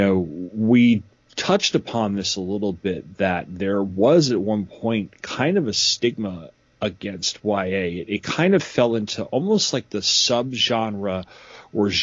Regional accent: New York, United States; I was raised in New York

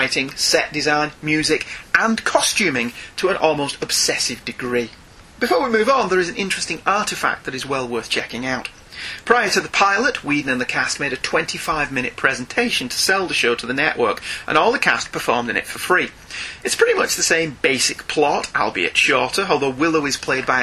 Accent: United Kingdom; as a Brit

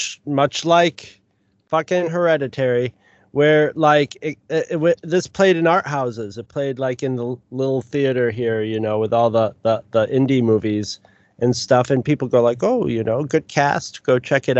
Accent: United States; being an American

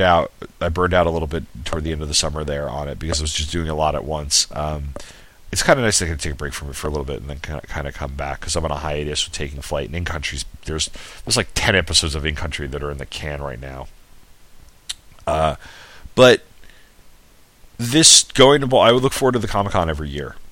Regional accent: Sayville, New York, United States; moved away; I'm from Sayville, New York, and Blue Point's two towns over

